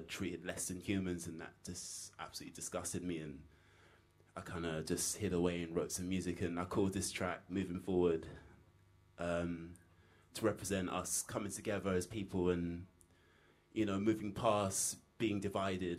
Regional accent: London, United Kingdom; me growing up in London my whole life

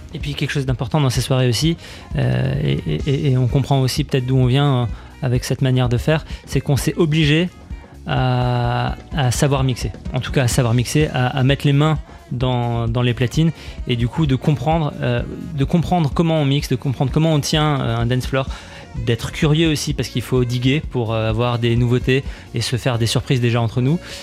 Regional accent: Strasbourg, Grand Est, France; nous, on est strasbourgeois

